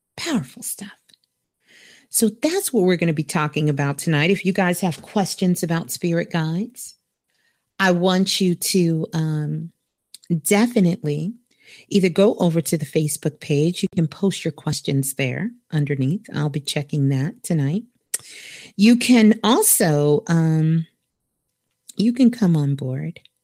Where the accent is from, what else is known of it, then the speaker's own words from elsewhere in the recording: New York City, New York, United States; Brooklyn, actually. I was born in Brooklyn. I'm a Brooklyn girl